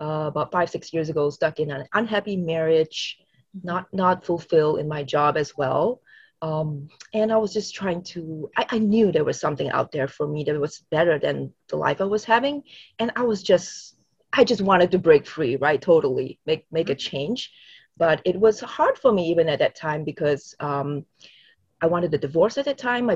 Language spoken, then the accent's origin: English; Singapore; I grew up in Singapore from a very conservative Christian household